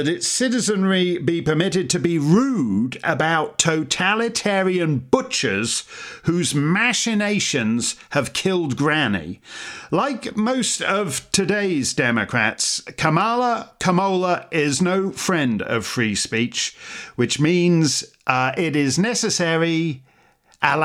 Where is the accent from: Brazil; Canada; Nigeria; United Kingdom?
Canada; speaking as a Canadian